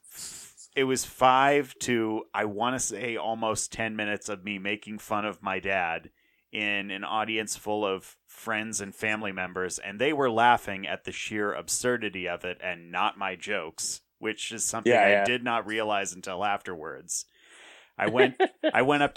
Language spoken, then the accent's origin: English; Centralia, Washington, United States; I put on a show in my hometown with my brother and like five other comics that I did not know